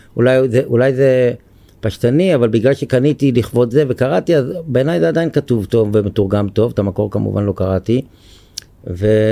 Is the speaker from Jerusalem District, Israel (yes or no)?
no; Ramat HaSharon, Tel Aviv District, Israel; אני בן רמת השרון במקור, גר במושב הרבה שנים